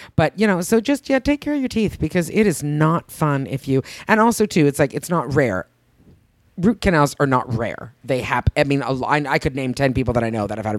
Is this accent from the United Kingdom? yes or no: no; Canada; now in California, United States; Just being a Canadian